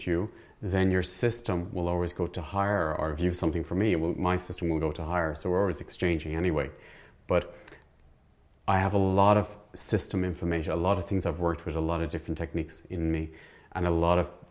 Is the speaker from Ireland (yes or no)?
yes; Ireland; I grew up in the Irish background and in not a very wealthy family and middle class family